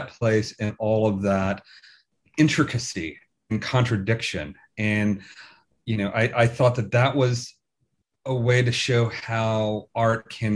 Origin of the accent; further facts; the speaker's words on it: Tennessee, United States; now in Birmingham, United Kingdom; I was born and raised in Tennessee and have family in Alabama.